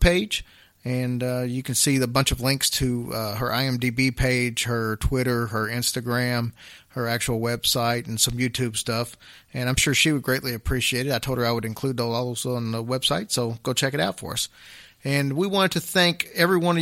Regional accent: Louisville, Kentucky, United States; I'm from Louisville myself

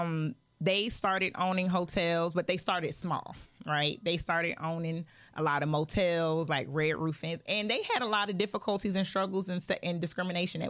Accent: Georgia, United States; also born or lived in Philadelphia, Pennsylvania; I was born in Philly, but you know, but I did go to most of my life Georgia schools

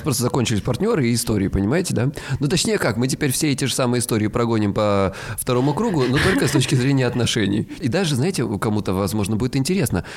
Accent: Krasnodar Krai, Russia; я с Кубани

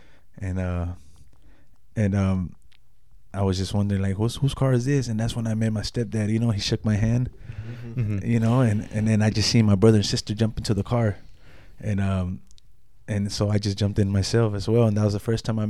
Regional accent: Los Angeles, California, United States; moved away; also born or lived in Long Beach, California / Compton, California / Mexico; I was from Los Angeles, California. That's my county. I was born in Long Beach

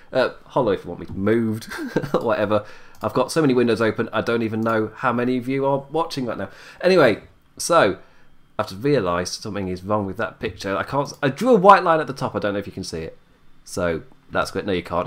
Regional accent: United Kingdom; I'm British. I'm Irish British

